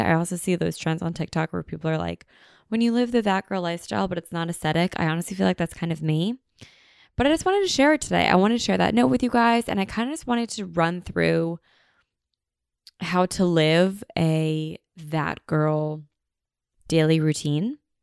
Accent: United States; we are so American

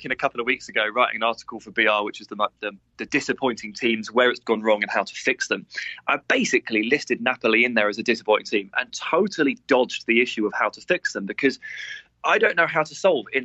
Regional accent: England, United Kingdom; as an Englishman

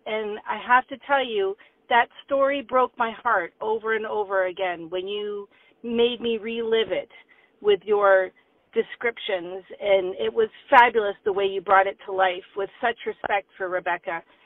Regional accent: Lindsay, Ontario, Canada; moved away as an adult; also born or lived in Bermuda; now in Foxborough, United States; I'm from Lindsay, Ontario, originally now living outside of Boston near Foxborough

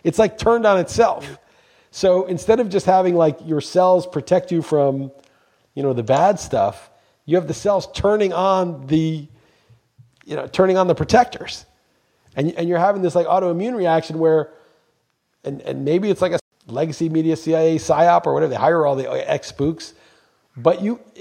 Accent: New York, United States; moved away as an adult; now in Portugal; I'm from New York

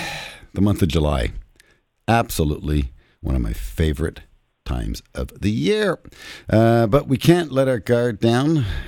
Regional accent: Canada; as a Canadian

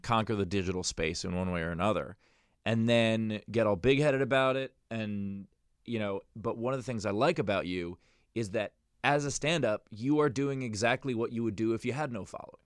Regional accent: New York, United States; I'm a New Yorker

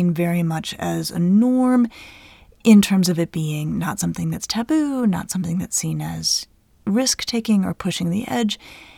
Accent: United States; we're American

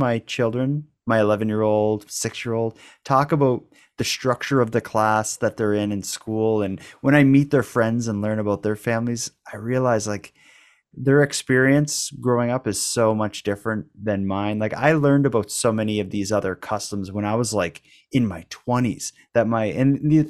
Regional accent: Cape Breton, Nova Scotia, Canada; I'm from Cape Breton. It's like, it's such a, where I grew up in the 80s, it was like everybody in my school celebrated Christmas and was like Catholic and stuff.

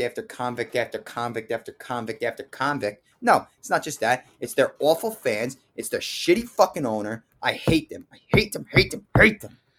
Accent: New Jersey, United States; I'm from North Jersey.

